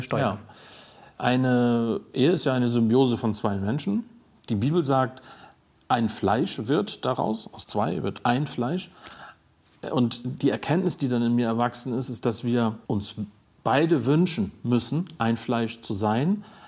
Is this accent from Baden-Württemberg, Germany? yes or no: no; Stade area, Lower Saxony, Germany; also born or lived in Bunde, East Frisia; in eine WG im Raum Stade gezogen, sozusagen wieder zurückgesiedelt mehr in meine Heimat.